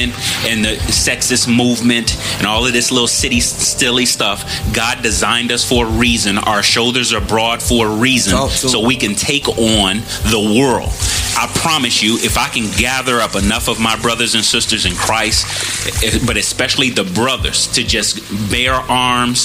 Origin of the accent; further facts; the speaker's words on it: Chicago, Illinois, United States; moved away; I'm originally from Chicago